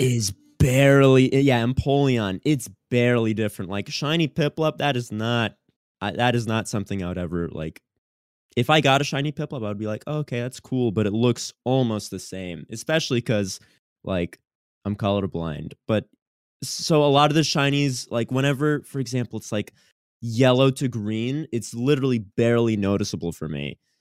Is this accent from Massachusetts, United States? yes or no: yes; Boston, Massachusetts, United States; I'm from Boston